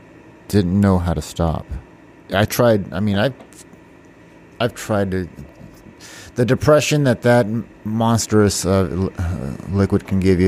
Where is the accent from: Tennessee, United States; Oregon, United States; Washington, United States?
Washington, United States; also born or lived in North Carolina / Texas / California; I'm originally, I was born in North Carolina. My dad was in the Air Force. I lived in Texas, California, and most of my life in Washington State.